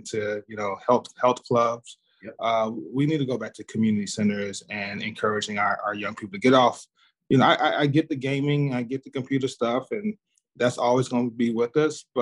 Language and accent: English; Dallas, Texas, United States; I grew up in Southern Dallas in the 80s and 90s.